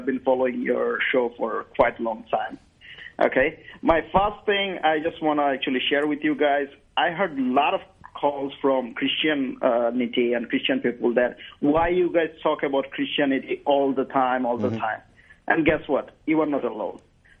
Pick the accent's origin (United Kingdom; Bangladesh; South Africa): Bangladesh; moved away; I'm from Bangladesh